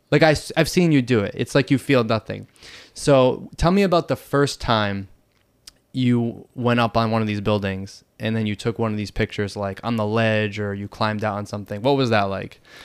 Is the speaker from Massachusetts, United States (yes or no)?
yes; Boston, Massachusetts, United States; moved away as an adult; now in Bangkok, Thailand; I'm originally from Boston, Massachusetts